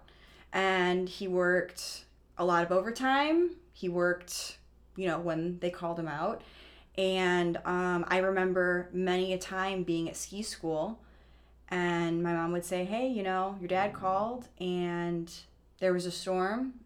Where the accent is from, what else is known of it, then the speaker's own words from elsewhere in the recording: Illinois, United States; I'm from Illinois, so when we'd go to ski school, we were going to Florida